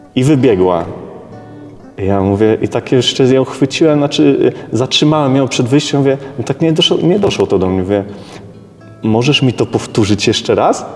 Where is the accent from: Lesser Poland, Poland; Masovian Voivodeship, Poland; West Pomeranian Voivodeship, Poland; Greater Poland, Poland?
West Pomeranian Voivodeship, Poland; Szczecin; ja pochodzę ze Szczecina, jako mały dzieciak wychodziłem y, z mamą na, na taki teren obok bloku naszego